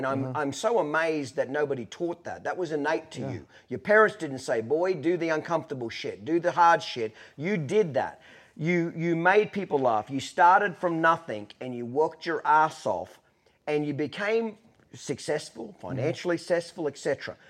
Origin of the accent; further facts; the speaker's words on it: Australia; now in United States; Me being, you know, basically an immigrant, I came here as an Australian. I'm a citizen now.